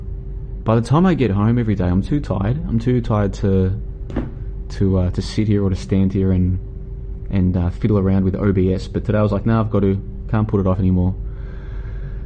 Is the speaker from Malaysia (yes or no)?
no; Melbourne, Victoria, Australia; moved away as an adult; also born or lived in Brisbane, Australia; I'm currently traveling through Southeast Asia, Vietnam, and I'm originally from Melbourne, and then I spent a few years in Brisbane, in Australia.